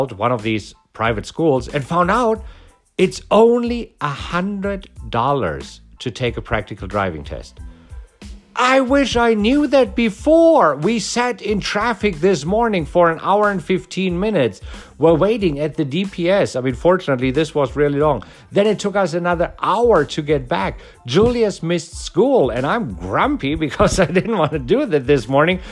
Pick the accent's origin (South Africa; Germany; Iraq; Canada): Germany; now in United States; I am from Germany. I did not grow up here.